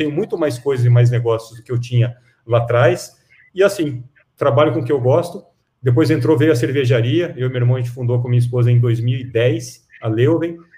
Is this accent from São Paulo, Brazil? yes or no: yes; Piracicaba, São Paulo, Brazil; Piracicaba, ó, eu sou piracicabano, hein, sou caipira, tá?